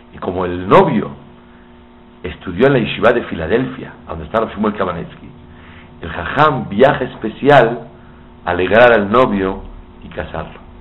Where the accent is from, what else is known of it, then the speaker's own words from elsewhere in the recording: Mexico; soy de México, soy alumno del, alumno de su papá, el Rosh Shiva Biuni de México